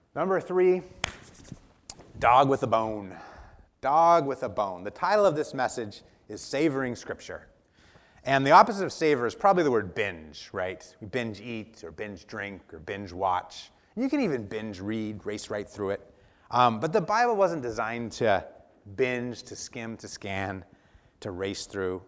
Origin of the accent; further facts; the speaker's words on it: Dallas, Oregon, United States; growing up in Dallas, Oregon